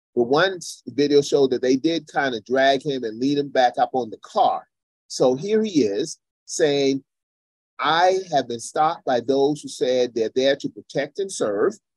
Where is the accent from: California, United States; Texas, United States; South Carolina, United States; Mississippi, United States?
South Carolina, United States; Charleston; my hometown in Charleston, South Carolina